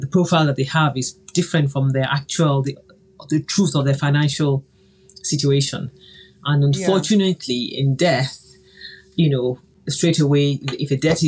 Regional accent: Nigeria; I grew up in Nigeria in the 70s where there are families that own bakeries, airlines, newspapers

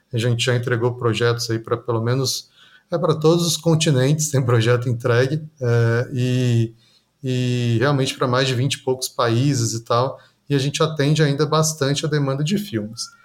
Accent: Goiânia, Goiás, Brazil; Eu sou nascido em Goiânia, né, no estado de Goiás aqui

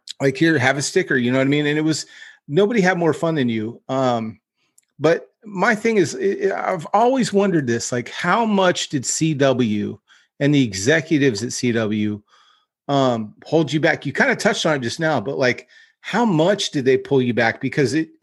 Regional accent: Northern California, United States; I grew up in NorCal

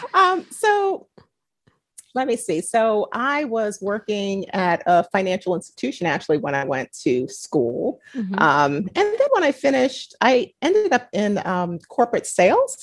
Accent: New York City, New York, United States; born or raised there

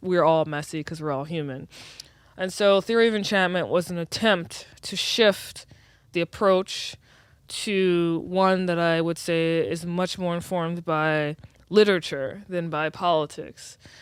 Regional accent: New Orleans, Louisiana, United States; I was born and raised in New Orleans

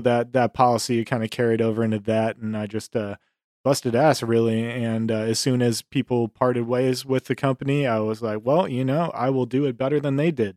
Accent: Buffalo, New York, United States; moved away as an adult; now in Texas, United States; I'm from Buffalo, New York originally.

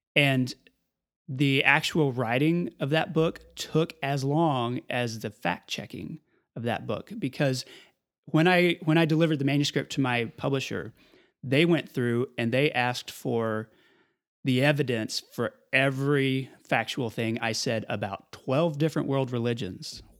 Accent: Amarillo, Texas, United States; born or raised there; also born or lived in Lubbock, Texas

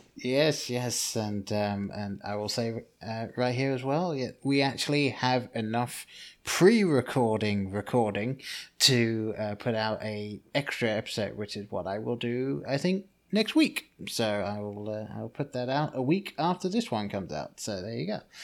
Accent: England, United Kingdom; the name that I grew up with in England

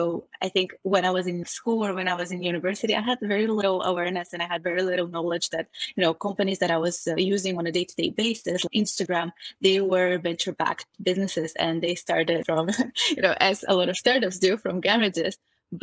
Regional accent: Sofia, Sofia City, Bulgaria; also born or lived in London; now in Berlin, Germany; I'm originally from Sofia, the capital of Bulgaria

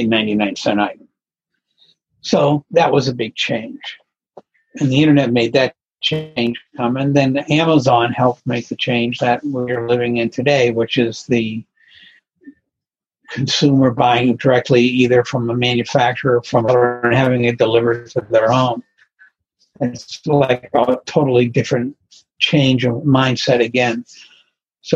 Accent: Pittsburgh, Pennsylvania, United States; moved away as an adult; also born or lived in New England / San Francisco; I came back to where I grew up in Pennsylvania, in Pittsburgh

